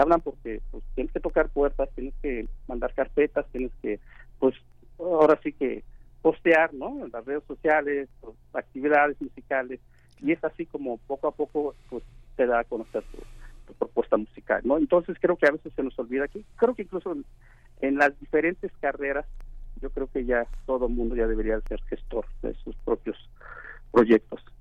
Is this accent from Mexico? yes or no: yes; Oaxaca, Mexico; moved away; also born or lived in Mexico City; soy de Oaxaca